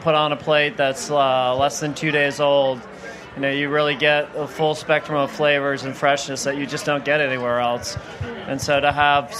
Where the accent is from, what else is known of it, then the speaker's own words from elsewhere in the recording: Rhode Island, United States; moved away as an adult; also born or lived in Barrington, Rhode Island; now in Charlotte, United States; I grew up in Rhode Island, so moving to the South was a big change for me